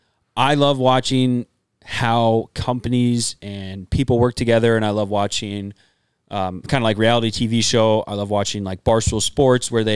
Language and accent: English; Minnesota, United States; moved away as an adult; also born or lived in South Dakota; now in Wyoming, United States; growing up in Minnesota